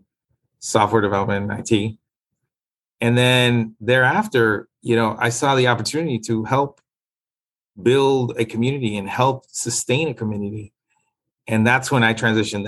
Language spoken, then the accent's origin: English; Miami, Florida, United States; also born or lived in Nicaragua; I grew up in Liberty City.